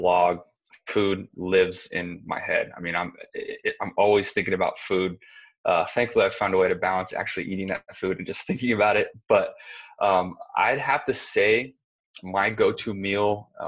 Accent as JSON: {"language": "English", "region": "Arizona", "country": "United States", "tie": "born or raised there", "said": "I'm from Arizona. I grew up in Arizona"}